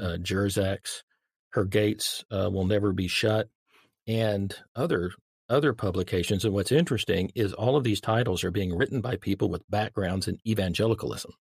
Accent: Dallas, Texas, United States; I grew up in the Dallas-Fort Worth Metroplex

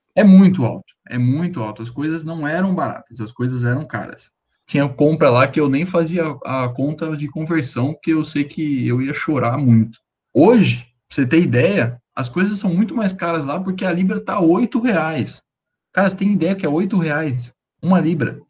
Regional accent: Brazil; eu sou brasileiro

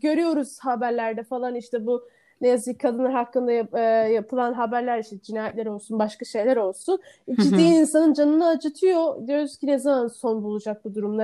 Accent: Istanbul, Turkey; Ben Sarıyerli

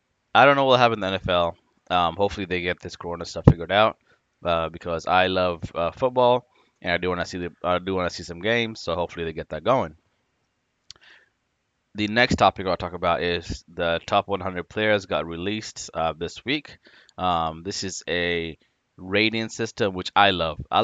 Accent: Washington, United States; I'm from Washington State

